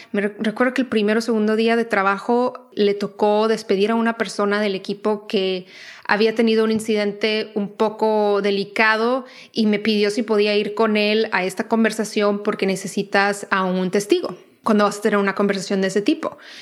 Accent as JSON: {"language": "Spanish", "town": "Tijuana", "region": "Baja California", "country": "Mexico", "tie": "born or raised there", "also_born_or_lived": "New York", "moved": "as an adult", "lives_now": "United States", "said": "yo crecí en Tijuana, entonces crecí muy expuesta a todo lo que era el contenido de películas y series y todo americano"}